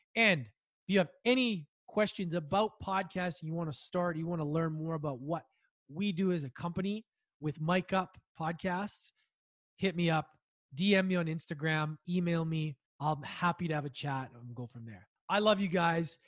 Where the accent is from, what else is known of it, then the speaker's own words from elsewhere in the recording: Edmonton, Alberta, Canada; I grew up in Edmonton, Alberta